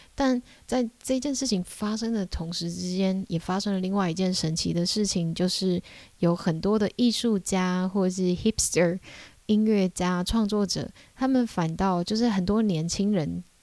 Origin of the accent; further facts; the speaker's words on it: Taiwan; 我是台湾人